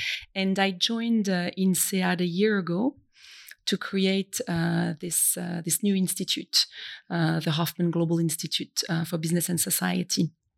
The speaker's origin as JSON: {"language": "English", "region": "Brittany", "country": "France", "said": "And I am French originally from Brittany, as my name might indicate to some people."}